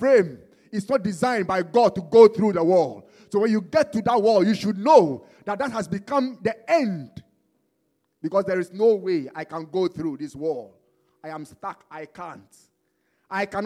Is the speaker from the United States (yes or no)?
no; Ghana; also born or lived in Bombay; now in England; I was born in Ghana